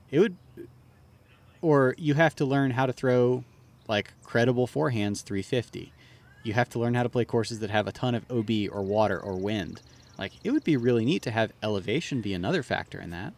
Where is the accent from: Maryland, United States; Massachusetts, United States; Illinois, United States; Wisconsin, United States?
Maryland, United States; I am from Maryland.